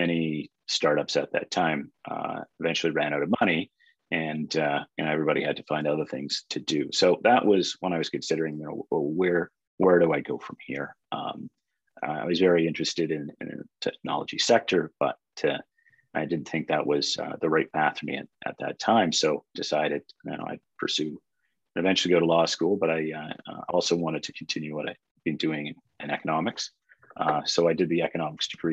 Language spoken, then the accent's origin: English; Edmonton, Alberta, Canada; moved away as an adult; also born or lived in British Columbia; now in Toronto, Canada; I grew up in Edmonton